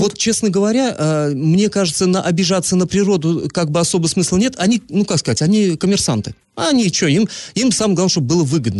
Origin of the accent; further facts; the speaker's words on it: Energetik, Orenburg Oblast, Russia; moved away; с моей малой родины вести приходят, в поселке Энергетик